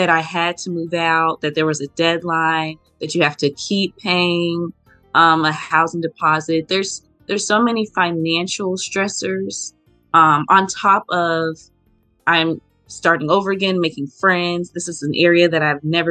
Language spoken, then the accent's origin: English; Memphis, Tennessee, United States; moved away as an adult; now in Norfolk, United States; I'm from Memphis, Tennessee, and I currently attend the Norfolk State University in Norfolk, Virginia